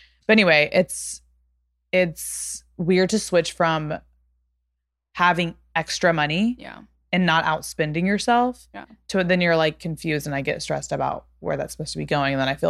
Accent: Texas, United States; No one ever knows I'm from Texas until I start being like, it's kind of like

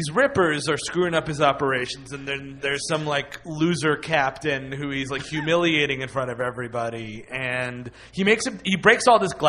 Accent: Bronx, New York, United States; I'm from the Bronx.

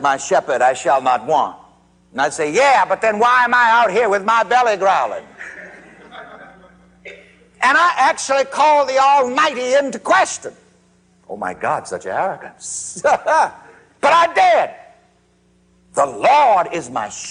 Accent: South Carolina, United States; growing up in South Carolina

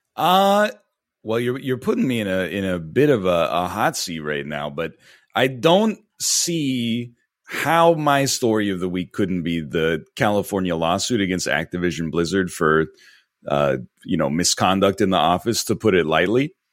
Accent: near Toronto, Ontario, Canada; moved away as an adult; now in Vancouver, Canada; I grew up in Ontario, in a, in a town just outside of Toronto, but, uh, I've been in Vancouver for, uh, about ten years now.

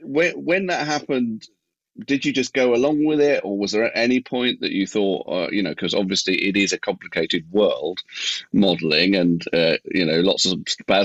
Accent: London, United Kingdom; also born or lived in Troy, New York, United States; I'm from Dollis Hill, yeah. Yeah, well, I originally was born in America in a place called Troy, which is sort of upstate New York

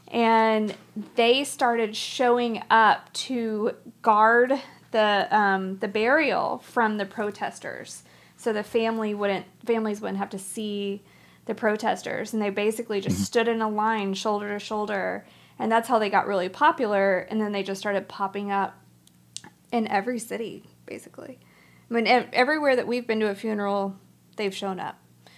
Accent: Dallas, Texas, United States; Yeah, we're from Dallas.

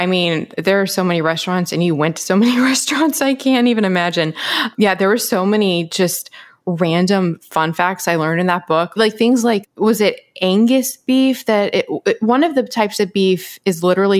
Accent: Memphis, Tennessee, United States; So I grew up in Memphis

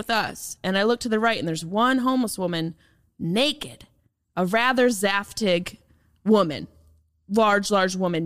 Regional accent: Syracuse, New York, United States; accent: flat Minnesota, Canadian; moved away as an adult; also born or lived in Boston; now in Los Angeles, United States; I was born and raised in Syracuse, New York

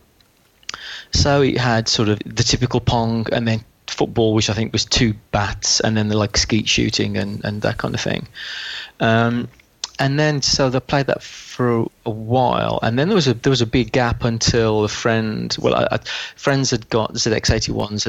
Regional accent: West Midlands, United Kingdom; As you can probably tell from the accent, I'm from the West Midlands.

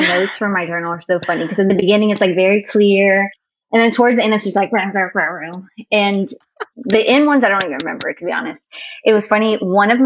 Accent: Cajun, Louisiana, United States; I'm Cajun

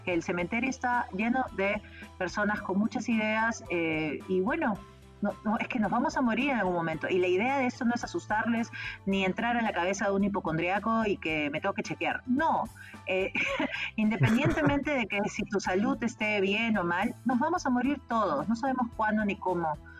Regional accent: Peru; yo soy peruana

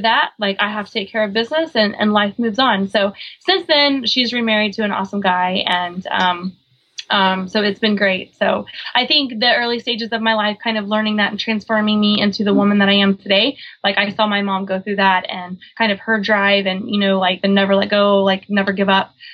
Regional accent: Oklahoma, United States; also born or lived in Guam / San Diego; now in Virginia Beach, United States; I grew up on a big horse ranch in the middle of Oklahoma

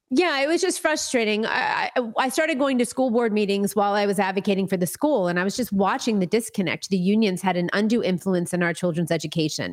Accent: Florida, United States; I grew up in Florida, uh, for the most part. My family's from New York originally, but I grew up in Florida.

